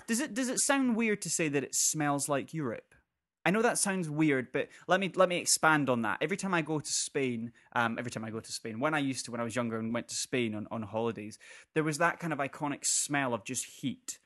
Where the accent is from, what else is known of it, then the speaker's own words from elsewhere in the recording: North Berwick, Scotland, United Kingdom; I'm from North Berwick and I know a lot of people from North Berwick.